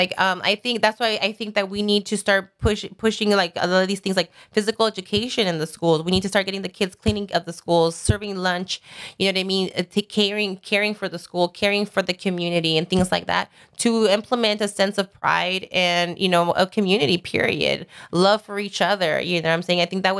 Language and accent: English; Sun Valley, California, United States; I grew up in Sun Valley